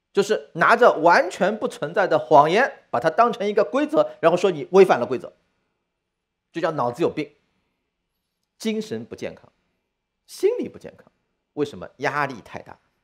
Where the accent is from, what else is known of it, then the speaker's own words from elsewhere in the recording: China; 我中国人的典型认知是中国有很多问题